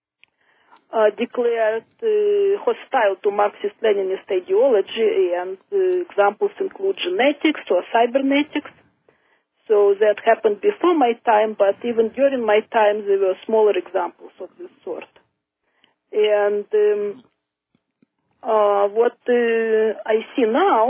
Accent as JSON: {"language": "English", "country": "Russia", "tie": "born or raised there", "also_born_or_lived": "Moscow / Israel", "second_language": "English", "moved": "as an adult", "lives_now": "United States", "said": "when I was growing up in Soviet Russia"}